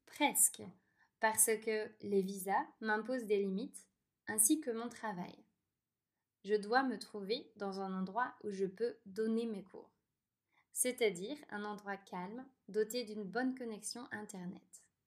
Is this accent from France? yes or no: yes; France; moved away; je suis française